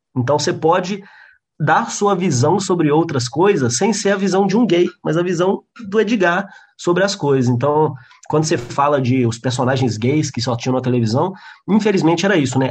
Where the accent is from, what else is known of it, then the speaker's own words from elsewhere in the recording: João Monlevade, Minas Gerais, Brazil; moved away as an adult; now in Belo Horizonte, Brazil; eu sou de João Molevade, que é uma cidade do interior que não tinha humorista nenhum